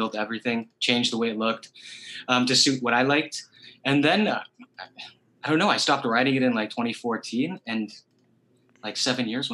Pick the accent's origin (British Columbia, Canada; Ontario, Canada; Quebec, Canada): Ontario, Canada; Toronto; that's exactly where I'm from.